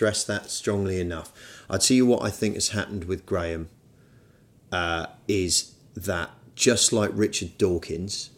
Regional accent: United Kingdom; I'm British

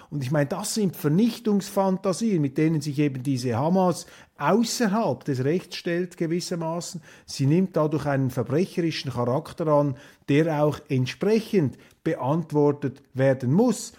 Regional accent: Switzerland; als Schweizer

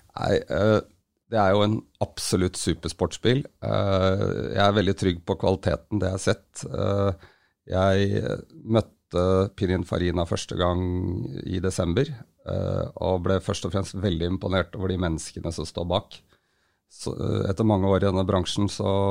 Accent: Hønefoss, Buskerud, Norway; Jeg vokste opp i Hønefoss, yngstemann av seks søsken

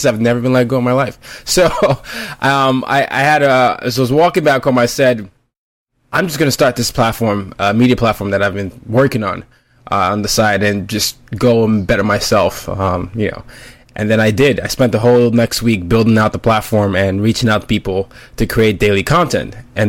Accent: Nigeria; also born or lived in five different countries; I'm Nigerian, and I ended up growing up in multiple countries, five different countries.

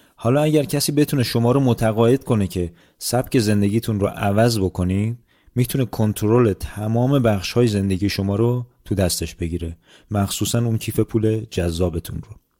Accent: Iran; moved away; من به عنوان یک ایرانی

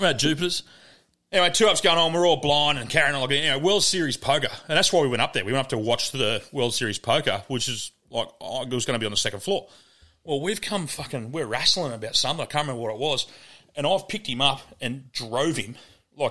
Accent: Murwillumbah, New South Wales, Australia; growing up in Murbar, back in the old days

